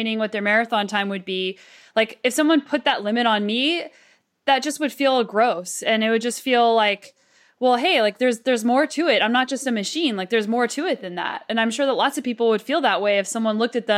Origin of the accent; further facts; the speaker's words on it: United States; moved away as an adult; now in Canada; I'm an American